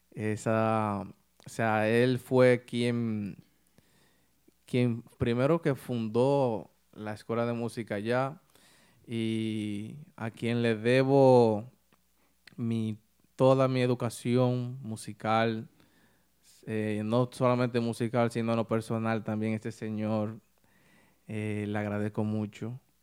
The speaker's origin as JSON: {"language": "Spanish", "town": "San Ignacio de Sabaneta", "region": "Santiago Rodríguez", "country": "Dominican Republic", "tie": "born or raised there", "moved": "yes", "lives_now": "New York, United States", "said": "yo soy de un pueblo que le llaman Santiago Rodríguez"}